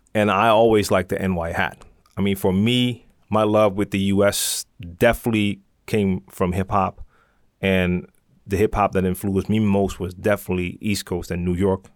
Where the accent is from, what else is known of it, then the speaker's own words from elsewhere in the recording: Amsterdam, North Holland, Netherlands; I'm from Amsterdam